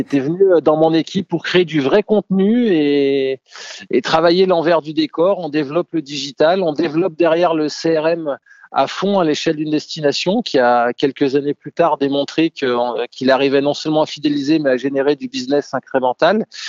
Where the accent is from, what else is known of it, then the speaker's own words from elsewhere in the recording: Savoy, Auvergne-Rhône-Alpes, France; also born or lived in Cambridge, England / Lyon; je suis savoyard